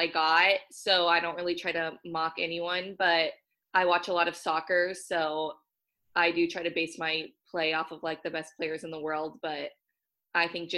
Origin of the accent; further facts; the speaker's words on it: Southern California, United States; now in Washington, United States; I'm from Southern California, so being on the West Coast has been great too.